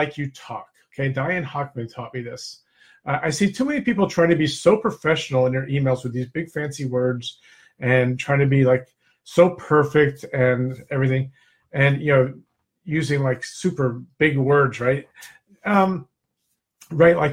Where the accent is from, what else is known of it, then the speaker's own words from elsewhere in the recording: New Jersey, United States; also born or lived in Naples, Florida; I'm from Jersey, too. I split my time now between Naples, Florida, and New Jersey.